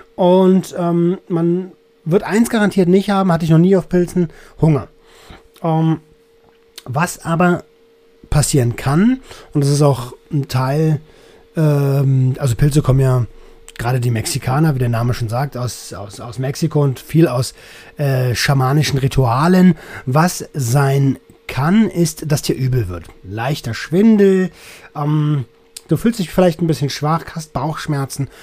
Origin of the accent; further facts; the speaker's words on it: Velten, Brandenburg, Germany; Ich komme aus der Nähe von Berlin